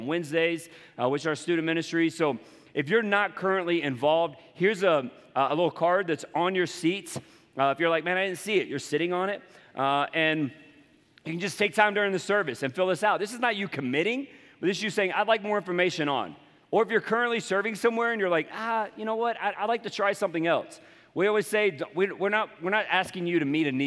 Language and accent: English; Charleston, South Carolina, United States; accent: Southern; moved away; I'm from the coastal South, Charleston, South Carolina. And you'll hear it you'll hear it in my voice every once in a while.